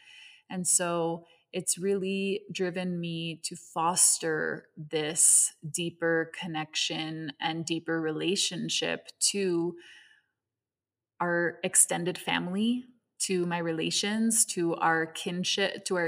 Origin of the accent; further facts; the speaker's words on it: Hong Kong; My mother is Venezuelan. My father is American, and I was raised in Hong Kong. And so I grew up in an intersection of many different cultures, different languages, and different ways of seeing the world.